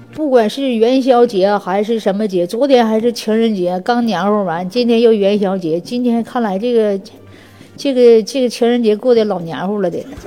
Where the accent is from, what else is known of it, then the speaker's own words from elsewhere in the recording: Northeast China, China; 我们东北